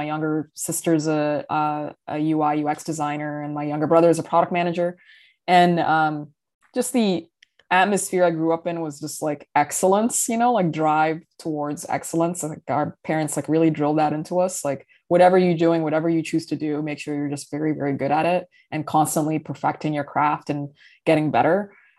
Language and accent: English; Riyadh, Riyadh Province, Saudi Arabia; also born or lived in Dubai, United Arab Emirates / London, United Kingdom / New York City, United States; I grew up in Riyadh, Saudi Arabia. I've also lived in Dubai in the United Arab Emirates, and I lived many years in London, England